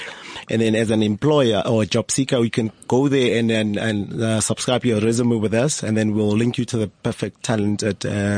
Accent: Viljoenskroon, Free State, South Africa; now in Centurion, South Africa; I'm originally from the Free State, a town called Viljoenskroon, but I now currently reside in Centurion.

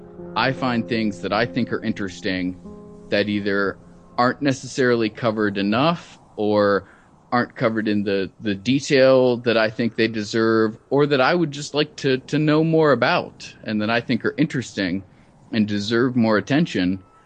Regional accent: Cincinnati, Ohio, United States; moved away as an adult; also born or lived in Iraq; now in Amman, Jordan; I'm originally from Cincinnati, Ohio

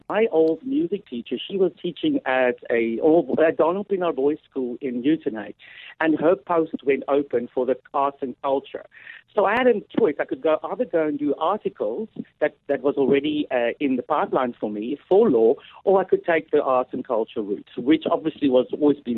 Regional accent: Oudtshoorn, Western Cape, South Africa; moved away as an adult; also born or lived in Port Elizabeth (Gqeberha); now in United Kingdom; I was born in Oudtshoorn in 1975, giving my age away.

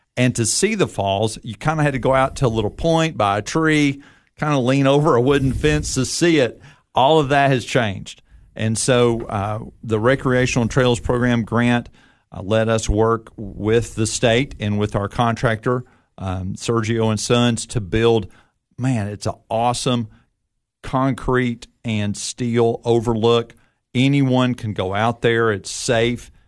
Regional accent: Nashville, Tennessee, United States; I grew up in Nashville

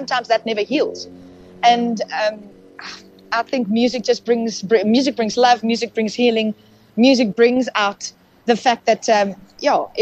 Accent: South Africa; first language Afrikaans; English is a second language; we're Afrikaans, we grew up in Afrikaans

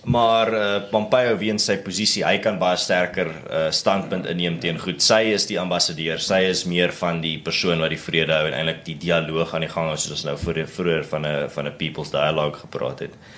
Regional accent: South Africa

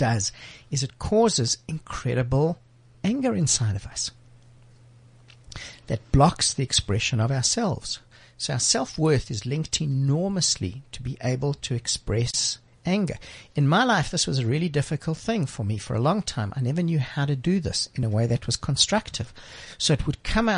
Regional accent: Johannesburg, Gauteng, South Africa; I grew up in the Jewish community in Joburg

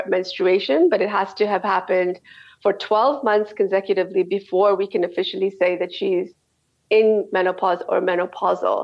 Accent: Canada; moved away as an adult; also born or lived in South Africa / Dubai / Saudi Arabia; I'm from Canada, and that's where I did all my training.

